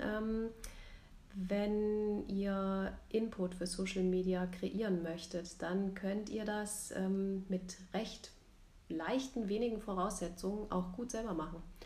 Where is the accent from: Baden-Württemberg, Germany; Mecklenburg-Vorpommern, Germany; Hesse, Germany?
Hesse, Germany; Rüsselsheim; now in Munich, Germany; ich wohne in München, bin geboren im Rhein-Main-Gebiet in Rüsselsheim